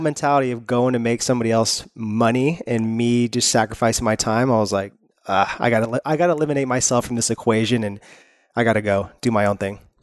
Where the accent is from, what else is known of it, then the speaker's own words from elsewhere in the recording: Northern California, United States; now in Los Angeles, United States; We're originally from Northern California, so we left all of our friends there